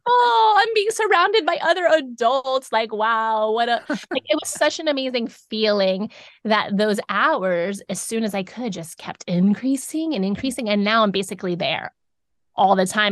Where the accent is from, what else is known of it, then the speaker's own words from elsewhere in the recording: South Florida, United States; moved away as an adult; now in Davidson, United States; we grew up in South Florida